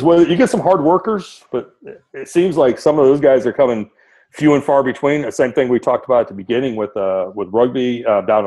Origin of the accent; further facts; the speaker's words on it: Detroit, Michigan, United States; now in Cypress, United States; growing up in Detroit